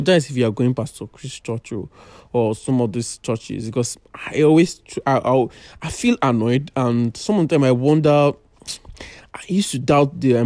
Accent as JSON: {"language": "English", "region": "Ekiti", "country": "Nigeria", "moved": "yes", "said": "I come from a very local place. I come from Ekiti"}